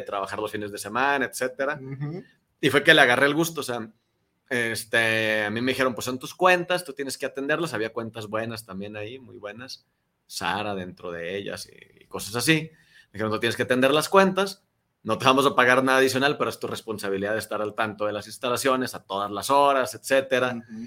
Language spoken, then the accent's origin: Spanish; Durango, Mexico; moved away as an adult; also born or lived in Torreón, Coahuila; now in Guadalajara, Mexico; yo soy de Durango, ya tengo más de 10 años aquí en Guadalajara.